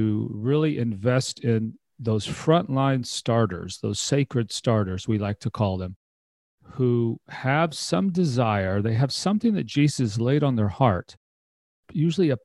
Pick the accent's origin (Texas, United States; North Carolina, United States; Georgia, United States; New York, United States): Texas, United States; I was born and raised in Texas